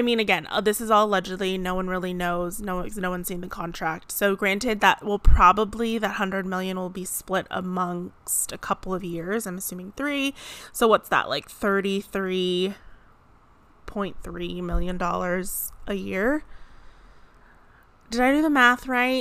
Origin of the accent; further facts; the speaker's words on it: San Diego, California, United States; my hometown where I grew up in San Diego